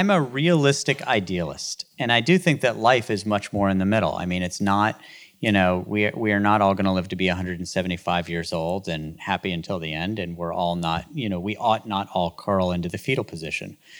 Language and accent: English; West Virginia, United States; moved away as an adult; also born or lived in Baltimore; growing up in West Virginia as a public school kid